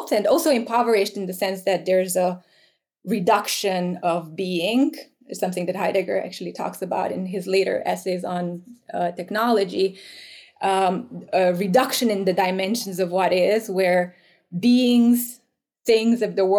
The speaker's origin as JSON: {"language": "English", "country": "Romania", "tie": "born or raised there", "moved": "yes", "said": "I grew up in Romania, right? Post-communist Romania."}